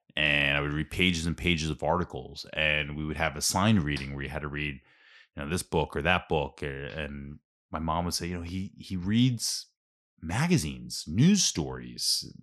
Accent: Ambler, Pennsylvania, United States; I grew up in Ambler, like, in South Ambler, Chestnut Street

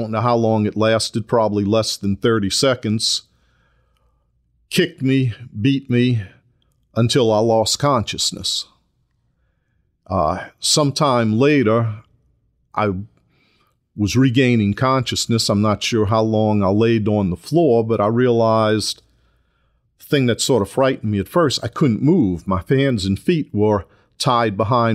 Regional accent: New Orleans, Louisiana, United States; also born or lived in Kenner, Louisiana; I was born and raised in New Orleans, Louisiana.

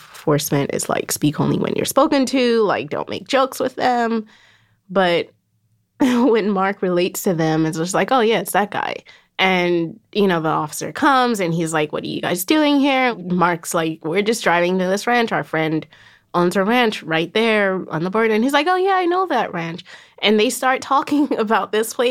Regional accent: Nigeria; moved away as an adult; also born or lived in Berlin, Germany / Lagos, Nigeria; now in New York, United States; I was born in Berlin. I lived in Nigeria. You know, we moved back to Nigeria speaking German.

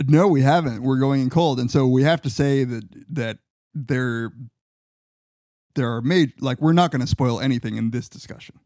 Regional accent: Riverside and San Bernardino, California, United States; my hometown. Riverside and San Bernardino.

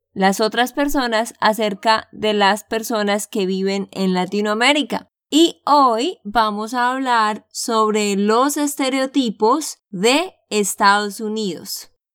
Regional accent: Santander, Colombia; de Santander, Colombia

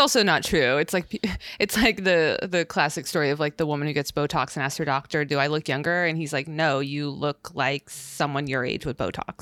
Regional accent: West Coast, United States; we're from the West Coast

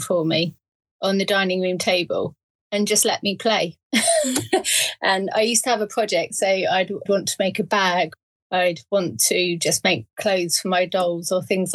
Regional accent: Surrey, South East England, United Kingdom; moved away as an adult; also born or lived in Berkshire / Hitchin / Midlands; Surrey born and bred, and then went to university

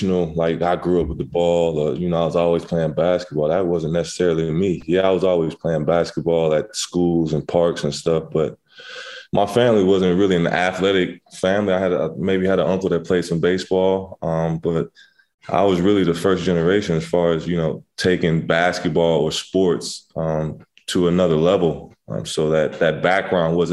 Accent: Inglewood, California, United States; also born or lived in Crenshaw, Los Angeles / Pasadena / Redondo Beach; I grew up in Inglewood

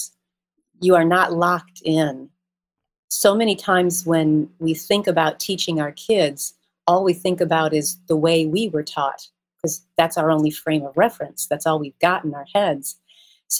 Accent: Midwest, United States; moved away as an adult; now in Atlanta, United States; I grew up in the Midwest, so I don't have the beautiful Southern drawl

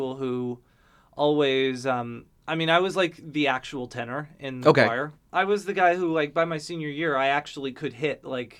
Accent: Fort Lauderdale, Florida, United States; I grew up in Fort Lauderdale, Florida.

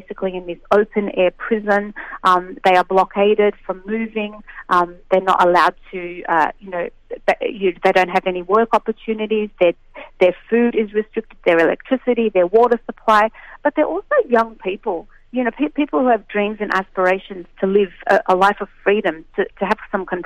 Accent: Australia; an Australian Palestinian

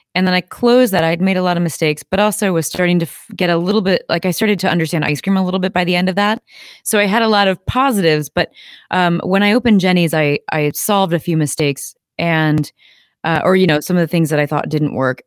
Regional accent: Midwest, United States; I'm from the Midwest, uh, and so we eat ice cream year-round here, and that's, um, something I grew up doing.

